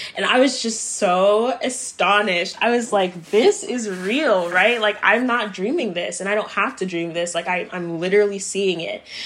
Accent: Maryland, United States; moved away as an adult; also born or lived in Silver Spring, Maryland / Cameroon; now in Los Angeles, United States; my move to Maryland. I grew up there for the rest of my life before moving to Los Angeles

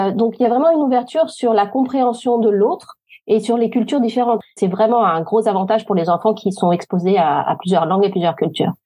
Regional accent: France; moved away as an adult; now in Sweden; en tant que française

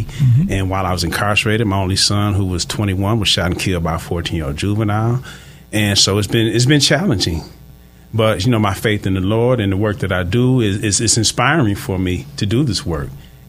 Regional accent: Flint, Michigan, United States; now in Detroit, United States; I live in Detroit. I'm originally from Flint, Michigan, actually.

